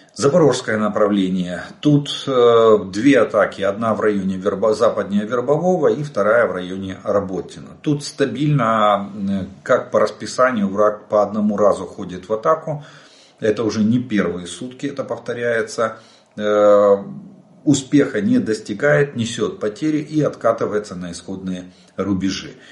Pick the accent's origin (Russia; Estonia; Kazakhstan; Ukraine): Ukraine; мы из Украины